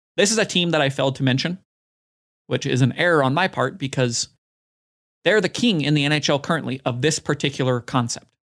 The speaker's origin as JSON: {"language": "English", "region": "Utah", "country": "United States", "tie": "born or raised there", "said": "My hometown basketball team in the N B A, the Utah Jazz"}